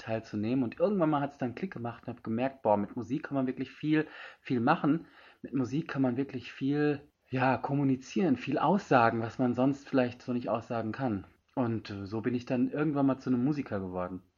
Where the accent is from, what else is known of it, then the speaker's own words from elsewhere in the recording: Germany; moved away as an adult; also born or lived in India; Ich bin aus Indien, bin hier zwar geboren, aufgewachsen, war aber 20 Jahre lang in Indien und bin jetzt wieder seit zwei Jahren